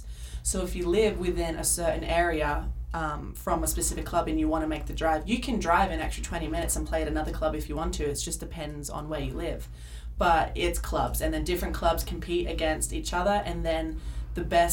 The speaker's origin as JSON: {"language": "English", "town": "Adelaide", "region": "South Australia", "country": "Australia", "moved": "as an adult", "lives_now": "Azusa, United States", "said": "I am from Adelaide, South Australia."}